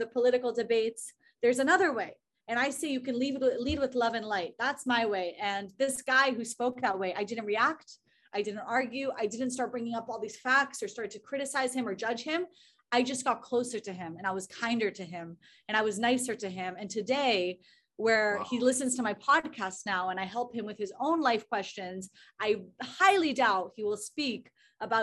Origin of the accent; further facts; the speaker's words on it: Israel; moved away as an adult; now in Austria; I'm from Israel